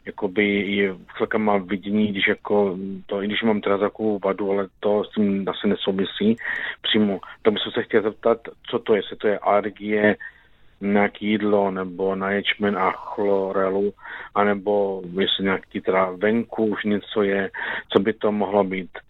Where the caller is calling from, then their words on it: Hanušovice, Olomouc Region, Czechia; jsem z Hanušovic. Je mi 47 roku